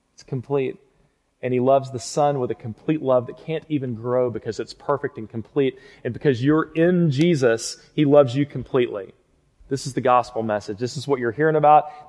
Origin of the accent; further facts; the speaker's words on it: Fort Worth, Texas, United States; moved away as an adult; now in Lubbock, United States; I grew up in Fort Worth, just right down the road, and went to Southwest High School